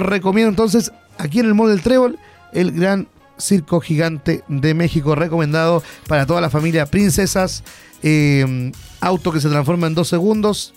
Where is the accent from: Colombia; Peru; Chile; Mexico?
Chile; Hualpén, Biobío; yo soy de Hualpén, siempre he sido de Hualpén